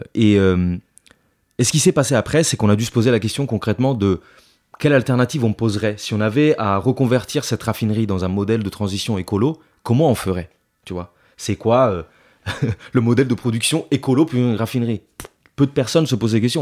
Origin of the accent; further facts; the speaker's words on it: Italy; also born or lived in Paris; now in France; je suis italien, donc je suis arrivé en France en, 2000, en 2007.